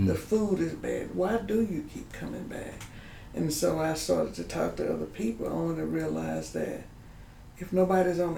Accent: Gulfport, Mississippi, United States; moved away as an adult; also born or lived in Washington / Jackson, Mississippi; born and raised in Gulfport

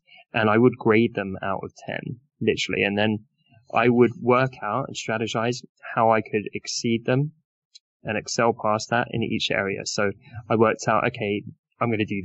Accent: United Kingdom; I'm British

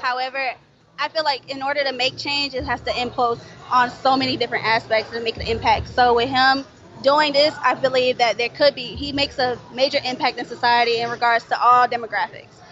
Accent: Florida, United States; now in Atlanta, United States; I'm from Florida

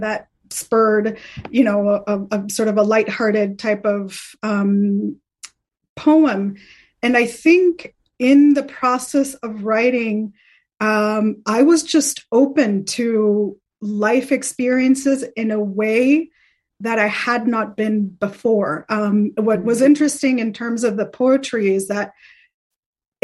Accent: Colombia; moved away; growing up in Colombia

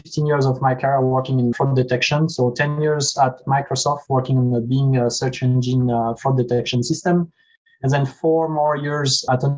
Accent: France; moved away as an adult; now in United States; I grew up in France, as you can hear from my accent

